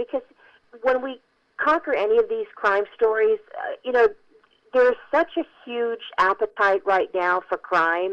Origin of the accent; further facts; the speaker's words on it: Southern California, United States; I was born and raised in Southern California